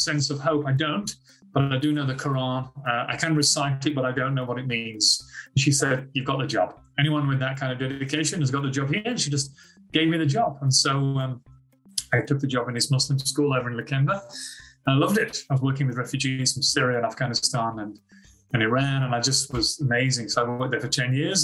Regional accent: United Kingdom; moved away as an adult; now in Australia; I'm actually from Britain

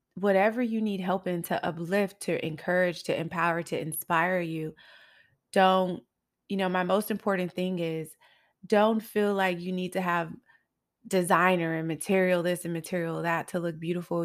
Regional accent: Los Angeles, California, United States; also born or lived in Highland Park, Los Angeles; I grew up in South Central L

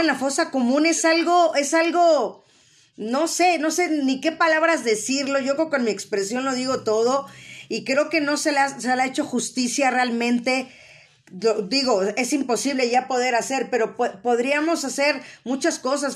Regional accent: Mexico

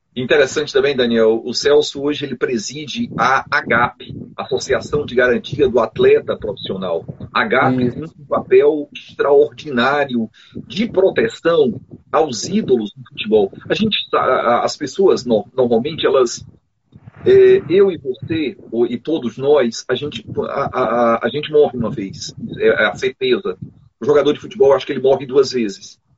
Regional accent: Boa Viagem, Ceará, Brazil; lá do sertão, sou de Boa Viagem

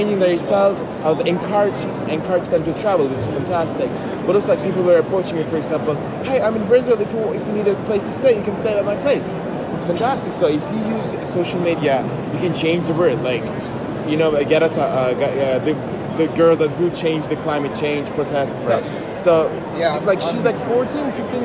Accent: Turkey; English is a second language; the youngest Turk

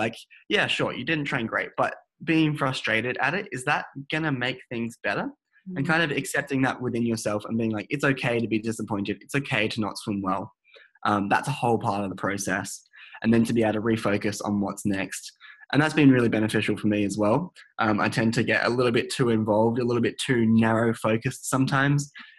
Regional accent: Adelaide, South Australia, Australia; So when I first came to the Australian Institute of Sport in Canberra, I came from Adelaide and moved up here

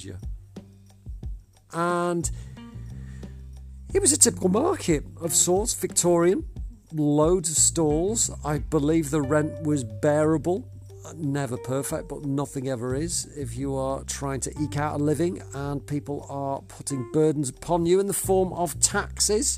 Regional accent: Southport, North West England, United Kingdom; Southport, northwest of England, my hometown for more years than I care to count.

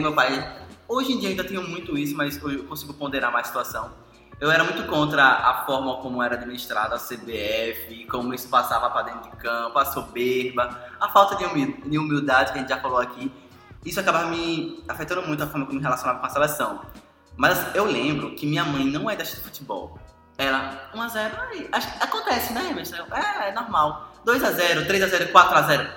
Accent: Brazil; nós brasileiros

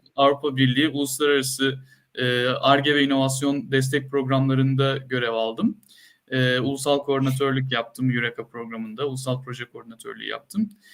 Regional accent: Antakya, Hatay, Turkey; moved away as an adult; also born or lived in Ankara; bin dokuz yüz seksen dört doğumluyum, Antakya doğumluyum.

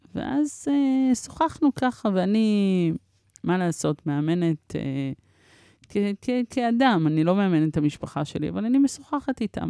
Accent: Israel; also born or lived in Paris, France / Morocco (ancestry); הייתי בת שנה ועשרה חודשים כשהגענו לארץ

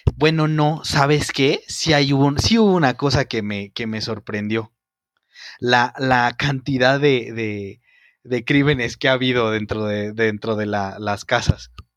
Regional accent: Mexico

